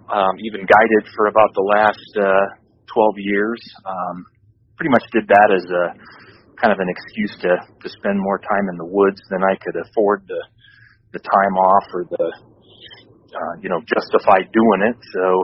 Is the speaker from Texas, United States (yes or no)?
no; California, United States; So the Reader's Digest version is I grew up in the mountains in Northern California hunting blacktail deer